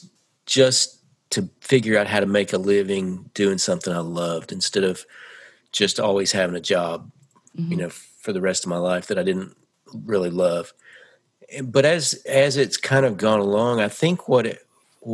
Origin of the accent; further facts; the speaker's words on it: Nashville, Tennessee, United States; also born or lived in California; I was born in California, but I grew up in Nashville.